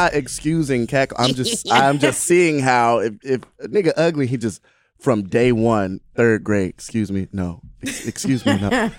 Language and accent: English; Atlanta, Georgia, United States; Yeah, I grew up around them in Atlanta.